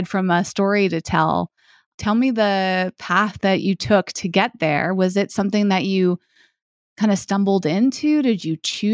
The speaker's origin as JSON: {"language": "English", "region": "Massachusetts", "country": "United States", "tie": "born or raised there", "said": "New York City is about 4 hours from where I grew up in Massachusetts"}